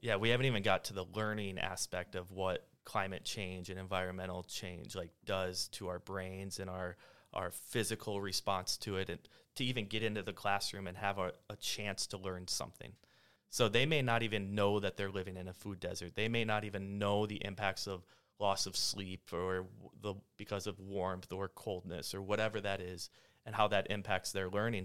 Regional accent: South Dakota, United States; moved away as an adult; I grew up in South Dakota. Four years ago, I moved here with my family

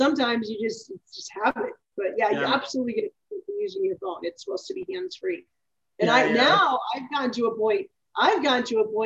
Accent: Minnesota, United States; moved away; also born or lived in Texas; I'm originally from Minnesota

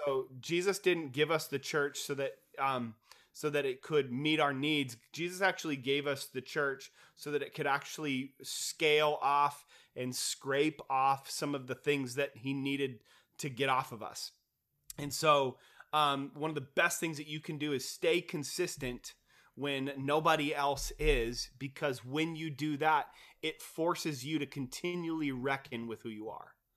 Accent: Kent, Washington, United States; I grew up in Kent

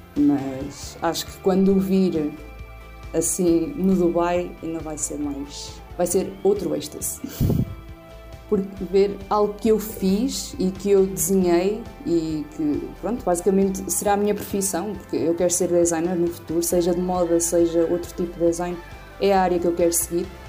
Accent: Oliveira do Bairro, Aveiro District, Portugal; sou natural da Silveira, Oliveira do Bairro

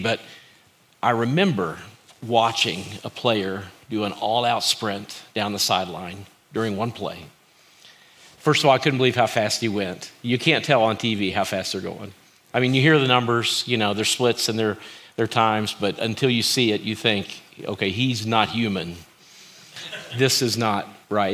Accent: Kentucky, United States; I grew up in Kentucky

